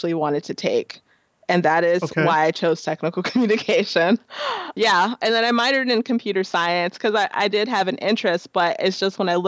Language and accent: English; Chicago, Illinois, United States; moved away as an adult; now in Minneapolis-St. Paul, United States; I'm originally from Chicago. So I moved here in 2010